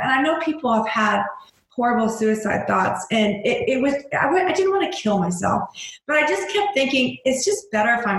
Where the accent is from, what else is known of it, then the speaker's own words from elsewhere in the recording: Missouri, United States; I'm a mom from Missouri